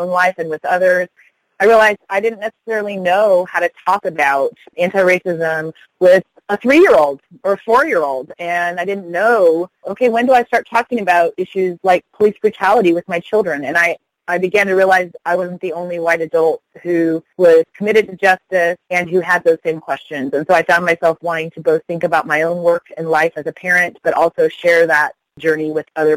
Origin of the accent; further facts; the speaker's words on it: Denver, Colorado, United States; also born or lived in New York City; now in Des Moines, United States; I grew up in Denver, Colorado, so I really think of Colorado as home